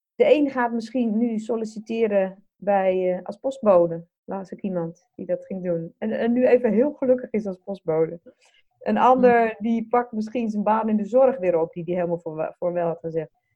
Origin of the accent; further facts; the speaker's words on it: Netherlands; wij als Nederlanders